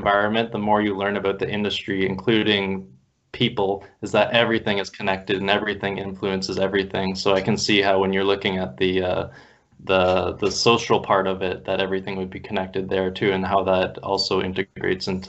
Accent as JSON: {"language": "English", "country": "Canada", "tie": "born or raised there", "said": "my family's from Detroit, but I grew up in Canada"}